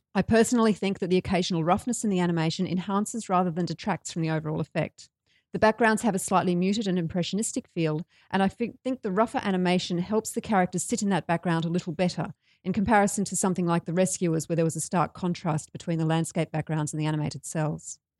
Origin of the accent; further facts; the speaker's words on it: Brisbane, Queensland, Australia; I am from Brisbane